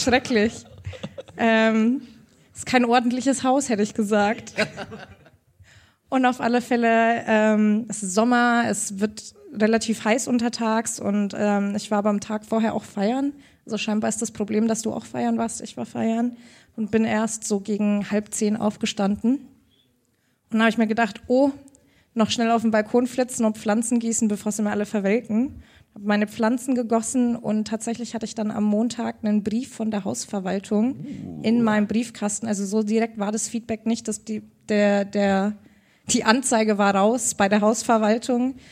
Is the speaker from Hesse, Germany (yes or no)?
no; Augsburg, Bavaria, Germany; Ich bin ja aus Augsburg, Bayern